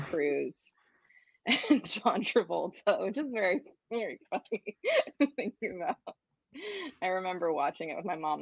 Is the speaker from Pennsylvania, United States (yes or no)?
yes; outside of Philadelphia, Pennsylvania, United States; I grew up outside of Philadelphia